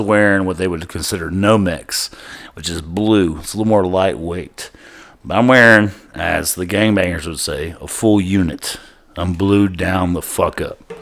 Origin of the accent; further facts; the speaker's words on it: Pasadena, Texas, United States; my hometown of Pasadena, Texas